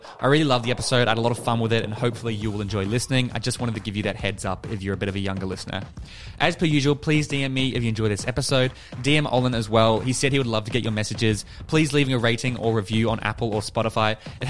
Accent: New Zealand; now in Australia; I grew up in New Zealand.

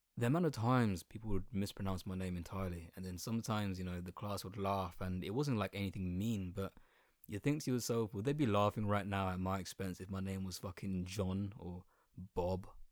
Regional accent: Colchester, East of England, United Kingdom; accent: Essex accent with a little bit of London twang; first language Bengali; English is a second language; I'm nineteen and I was born in Colchester

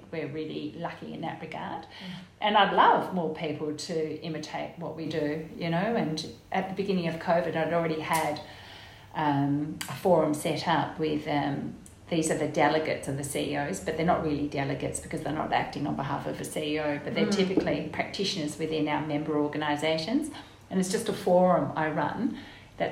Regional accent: Guildford, Western Australia, Australia; I was born and raised in Guildford

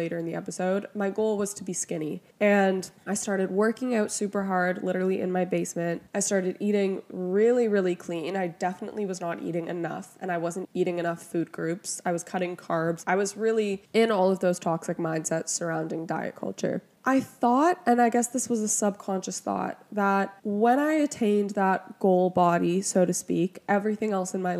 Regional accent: Toronto, Ontario, Canada; I'm from Toronto

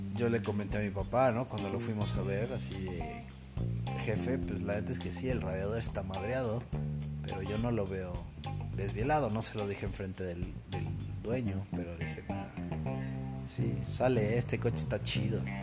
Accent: Cuernavaca, Morelos, Mexico; Yo soy de Cuernavaca.

